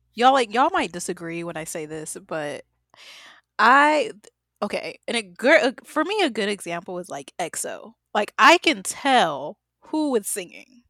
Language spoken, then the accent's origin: English; United States; I'm obviously American